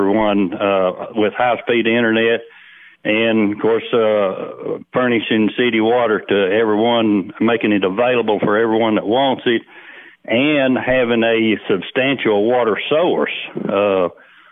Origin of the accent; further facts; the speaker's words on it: Cumberland County, Tennessee, United States; I was born and raised in Cumberland County